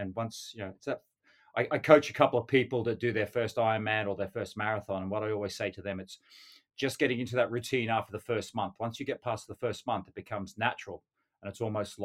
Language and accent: English; North Queensland, Australia; moved away as an adult; now in London, United Kingdom; growing up in Australia, you know, we have great weather most of the year living in North Queensland